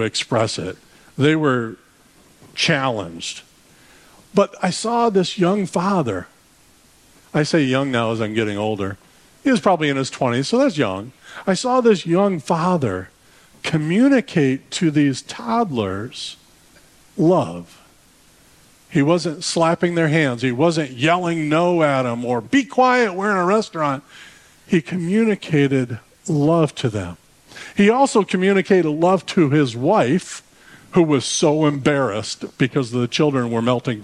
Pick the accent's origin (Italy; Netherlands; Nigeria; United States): United States; Detroit, Michigan; I'm from Detroit